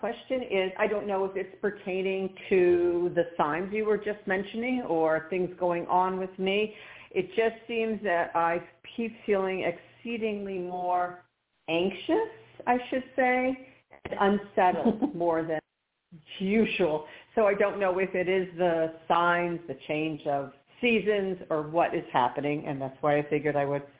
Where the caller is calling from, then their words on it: Miami, Florida, United States; I'm calling from Miami.